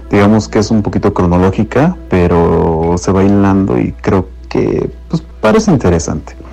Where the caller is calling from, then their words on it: Cuautitlán Izcalli, State of Mexico, Mexico; Un gusto saludarles … de Iscali.